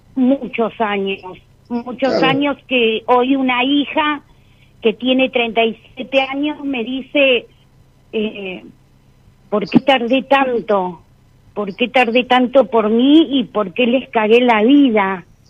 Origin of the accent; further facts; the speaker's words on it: Patagonia, Argentina; soy de la Patagonia